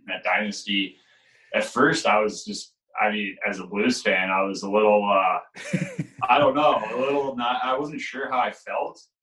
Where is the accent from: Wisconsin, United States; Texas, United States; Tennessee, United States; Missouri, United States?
Missouri, United States; St. Louis; growing up in St. Louis